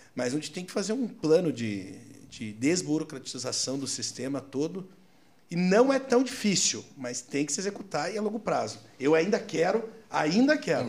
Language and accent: Portuguese; Curitiba, Paraná, Brazil; also born or lived in Foz do Iguaçu; now in São Paulo, Brazil; eu sou curitibano porque eu fui com meses de vida para Curitiba, eu fui criado em Curitiba